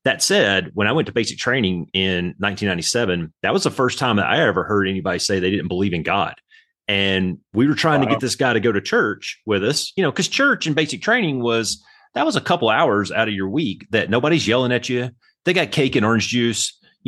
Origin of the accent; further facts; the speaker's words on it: Alabama, United States; moved away as an adult; also born or lived in Panama City, Florida / Anchorage, Alaska; I grew up in Alabama down south and went to basic training